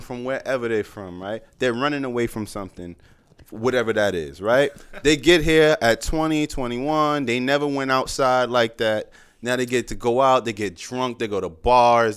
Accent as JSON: {"language": "English", "region": "New York", "country": "United States"}